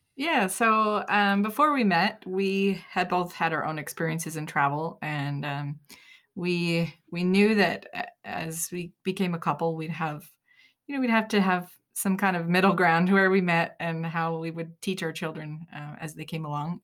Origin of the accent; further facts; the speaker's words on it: Utah, United States; We're from Utah